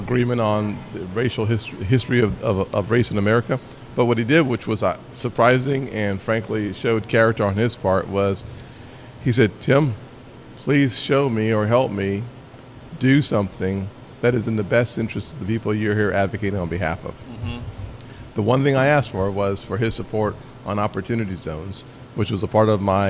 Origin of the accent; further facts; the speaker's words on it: Charleston, South Carolina, United States; In Charleston, my hometown